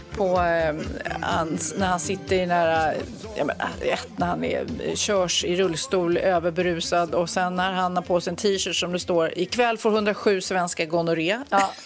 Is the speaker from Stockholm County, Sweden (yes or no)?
yes; Storholmen, Stockholm County, Sweden; jag växte upp på Storholmen där, ön